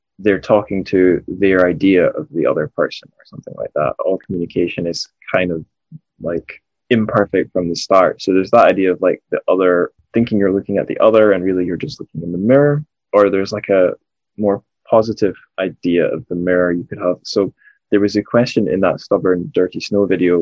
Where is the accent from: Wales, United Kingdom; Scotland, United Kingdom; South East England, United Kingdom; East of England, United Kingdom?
Scotland, United Kingdom; moved away; also born or lived in England / China; growing up in Scotland as a Scottish person